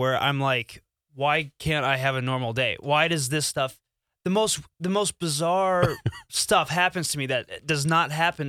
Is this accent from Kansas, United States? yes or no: yes; Wichita, Kansas, United States; I was born in Wichita, Kansas.